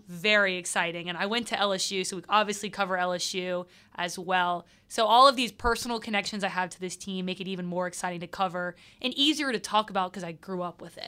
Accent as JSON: {"language": "English", "town": "Mandeville", "region": "Louisiana", "country": "United States", "said": "I'm from Mandeville, so technically I got to the city when I was born"}